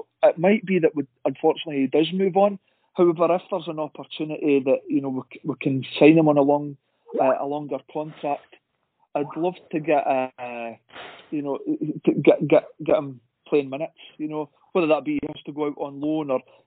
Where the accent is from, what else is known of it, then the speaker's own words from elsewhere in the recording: Dundee, Scotland, United Kingdom; I'm from Dundee